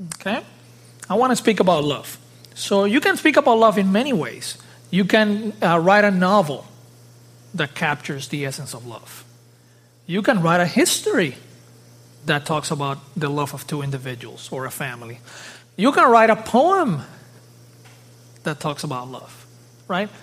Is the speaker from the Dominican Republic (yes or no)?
yes; Dominican Republic; moved away; also born or lived in South Florida; I was born in the Dominican Republic, uh, in the Caribbean.